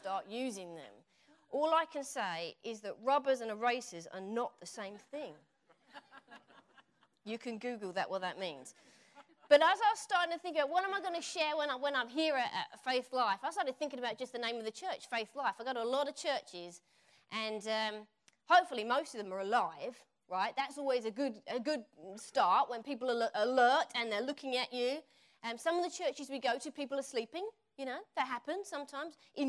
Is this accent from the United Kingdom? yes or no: yes; Essex, East of England, United Kingdom; accent: Essex; moved away as an adult; now in United States; when I come back here, my Essex accent comes out